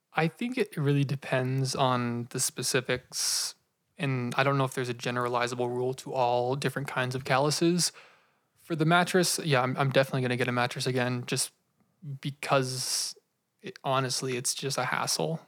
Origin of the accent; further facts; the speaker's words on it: United States; as Americans, don't have a very solidified grieving process